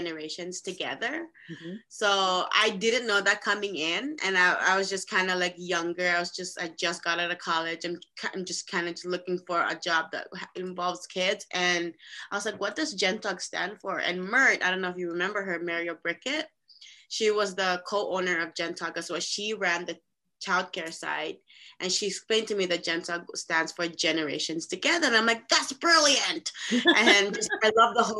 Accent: Saipan, Northern Mariana Islands; moved away as an adult; also born or lived in Philippines; I'm actually originally from the Philippines, and I was raised in this beautiful island called Saipan, Northern Marianas Islands

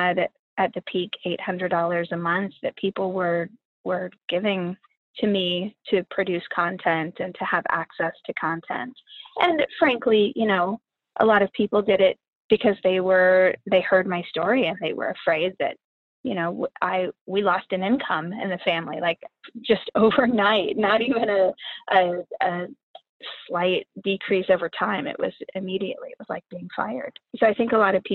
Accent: Midwest, United States; now in Oakland, United States; where I grew up in the Midwest

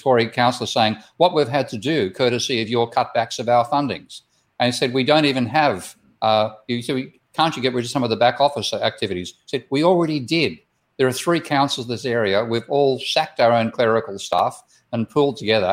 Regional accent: Australia; my home country of Australia

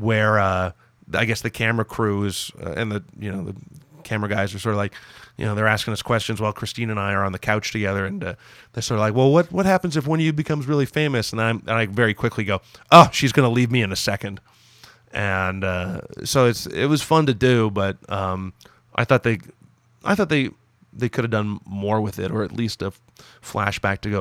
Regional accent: Toronto, Ontario, Canada; born and raised in Toronto.

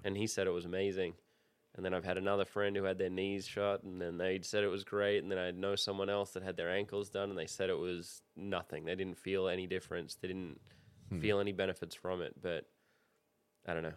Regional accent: Sydney, New South Wales, Australia; now in United States; I'm from Sydney

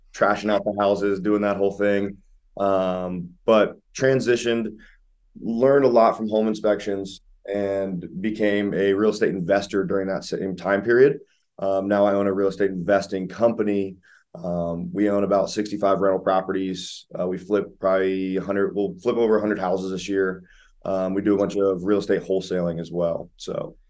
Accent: Ohio, United States; now in Columbus, United States; I'm out of Columbus, Ohio, born and raised in Ohio

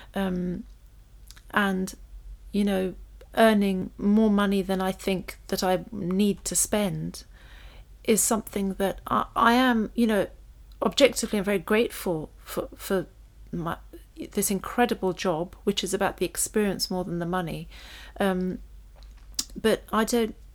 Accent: London, United Kingdom; we grew up on a council estate, but it was a really smart one in North London, and we grew up in Primrose Hill

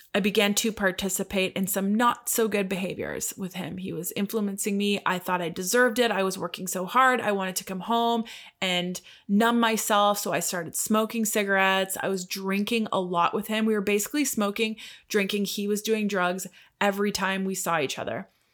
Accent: Canada; I'm Canadian.

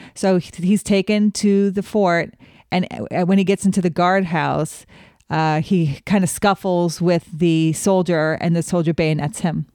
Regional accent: Wyoming, United States; growing up in Wyoming

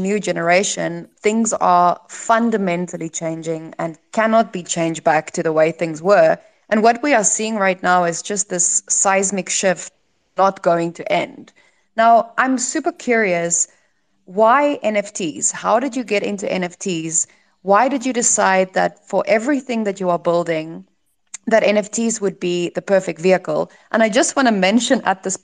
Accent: South Africa; as a South African

